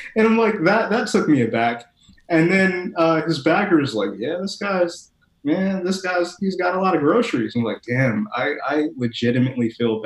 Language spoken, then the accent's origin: English; Midwest, United States; now in Los Angeles, United States; I'm from the Midwest